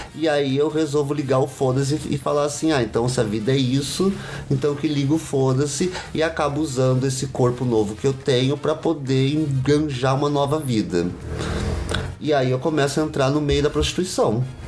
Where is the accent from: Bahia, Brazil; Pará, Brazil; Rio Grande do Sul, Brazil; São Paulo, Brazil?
São Paulo, Brazil; Sou de São Paulo, nascido na Vila Ema